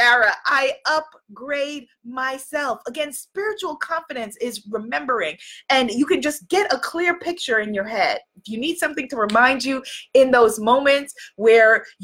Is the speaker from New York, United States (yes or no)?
yes; New York, United States; I'm from New York.